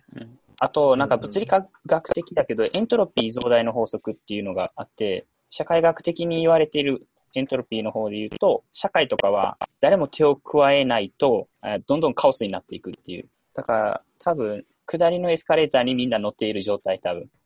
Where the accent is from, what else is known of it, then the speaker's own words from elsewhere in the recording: Osaka, Japan; 大阪生まれ、大阪育ちで、まあ、ずっと大阪におるんよ